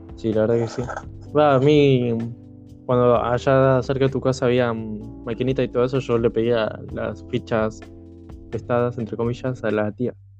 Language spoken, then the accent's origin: Spanish; Rosario, Santa Fe, Argentina; de la ciudad de Rosario